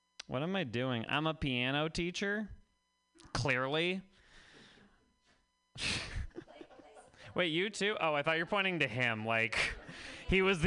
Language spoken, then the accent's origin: English; Vermont, United States; I'm from Vermont.